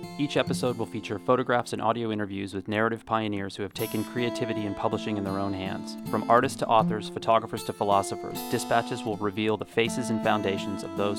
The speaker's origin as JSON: {"language": "English", "region": "Texas", "country": "United States", "tie": "born or raised there", "also_born_or_lived": "Indiana / Wyoming", "said": "I was born in Indiana in the country in this like really small, really sort of hillbilly town. And then I grew up in Texas and Wyoming, and Wyoming was really remote."}